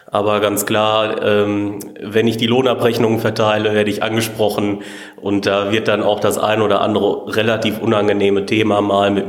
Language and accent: German; Olsberg, North Rhine-Westphalia, Germany; ich komme aus Olsberg und bin hier seit 1.9.2017 in der Abtei tätig.